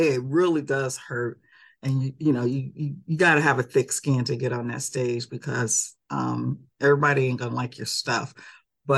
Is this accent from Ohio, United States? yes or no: no; Chicago, Illinois, United States; born there; because I was born in Chicago, that picture was taken at the House of Blues in Chicago.